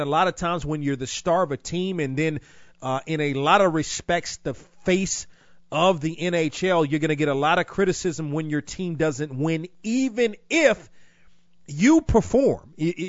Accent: Washington, District of Columbia, United States; now in Raleigh, United States; I grew up in Washington, grew up cheering for the Capitals

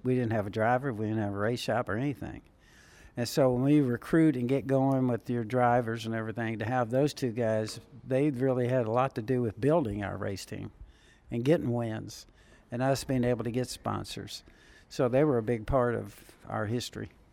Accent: Southern California, United States; when I was a teenager growing up in Southern California.

